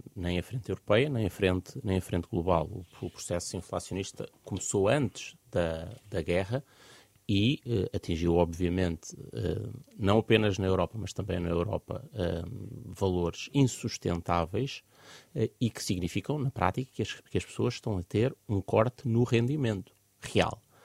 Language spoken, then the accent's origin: Portuguese; Portugal; enquanto portugueses